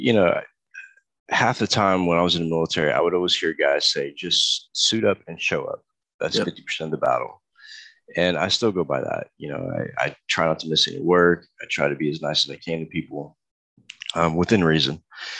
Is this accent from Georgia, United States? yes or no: no; Texas, United States; I grew up in Texas, so I did a lot of rodeo back then too